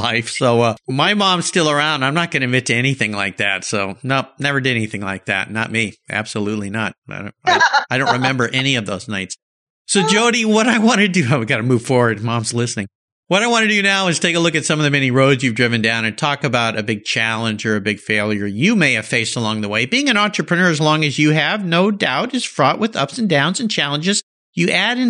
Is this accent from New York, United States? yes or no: no; Southern California, United States; we grew up in Southern California